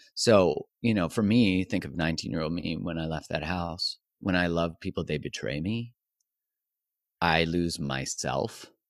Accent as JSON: {"language": "English", "country": "Canada", "said": "I'm Canadian"}